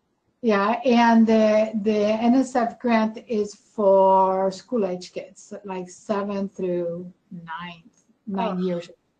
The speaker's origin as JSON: {"language": "English", "town": "Medellín", "region": "Antioquia", "country": "Colombia", "tie": "born or raised there", "moved": "yes", "said": "I was born in Medellin, Colombia."}